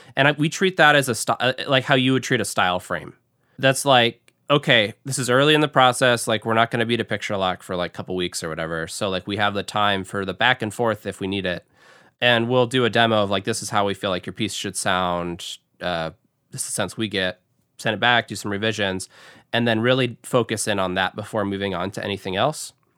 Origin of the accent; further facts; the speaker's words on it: Seattle, Washington, United States; moved away as an adult; now in Grand Rapids, United States; I grew up in Seattle and started out in Seattle